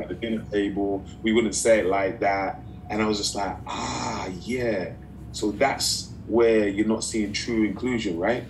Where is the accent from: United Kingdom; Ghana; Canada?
United Kingdom; London; moved away as an adult; now in Los Angeles, United States; I'm from East London